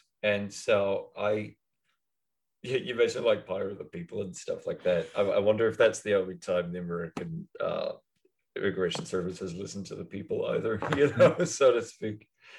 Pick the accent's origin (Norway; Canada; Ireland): Ireland; Midlands; So I mean, I like my hometown well enough. I know I'll keep making jokes about it, yeah. But it's a weird place to be. It's absolutely a weird place to be. Like any smallish town in the middle of Ireland